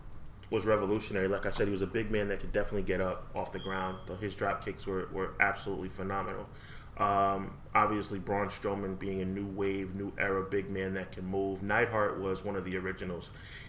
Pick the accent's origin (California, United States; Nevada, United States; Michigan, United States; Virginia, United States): Nevada, United States; Yeah, I'm from Nevada.